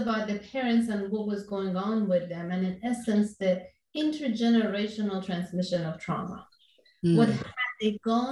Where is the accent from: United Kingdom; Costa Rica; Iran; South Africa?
Iran; moved away as an adult; now in Orange County, California, United States; growing up in Iran, I was born in Iran and then came here when I was 20 years old.